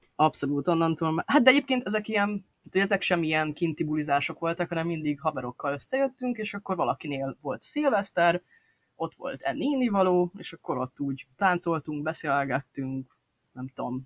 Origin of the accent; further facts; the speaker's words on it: Budapest, Hungary; én ugye budapesti gyerek vagyok